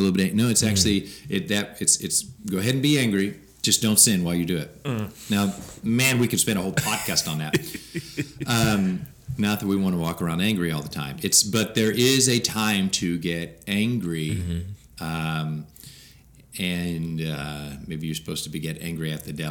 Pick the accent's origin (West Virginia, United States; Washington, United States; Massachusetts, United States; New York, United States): Washington, United States; moved away as an adult; now in Bible Belt, United States; I'm from Washington, where 5% of the people became a Christian